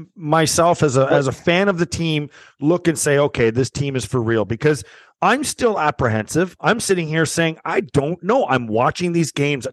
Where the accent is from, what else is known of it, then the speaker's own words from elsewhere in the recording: Canada; being Canadian